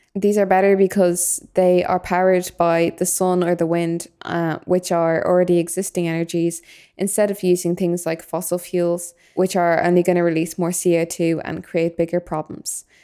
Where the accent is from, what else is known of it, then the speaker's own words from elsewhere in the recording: Dublin, Leinster, Ireland; I'm from Dublin